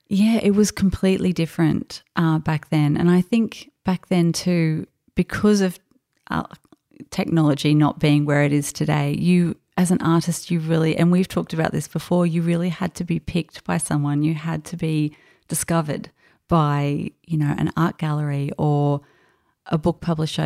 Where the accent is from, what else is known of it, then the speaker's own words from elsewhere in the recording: Australia; accent: Australian; also born or lived in France; my Australian accent, accent when I spoke